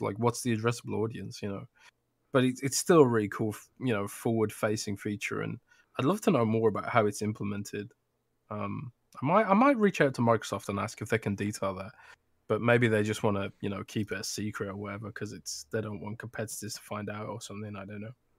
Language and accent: English; London, United Kingdom; born or raised there